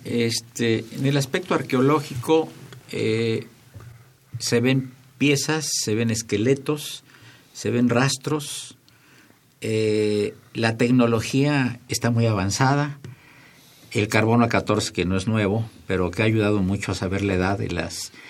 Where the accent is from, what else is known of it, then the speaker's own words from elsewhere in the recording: Mexico; somos de México